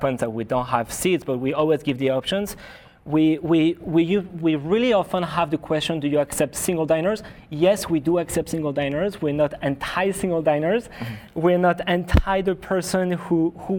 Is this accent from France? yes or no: yes; France; moved away; I grew up in France